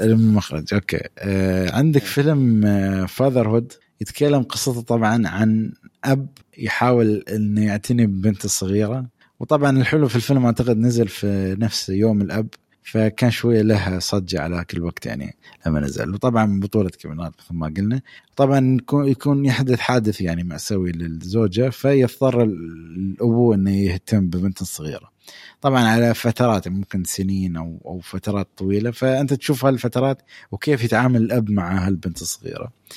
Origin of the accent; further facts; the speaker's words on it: United Arab Emirates; عندنا في الامارات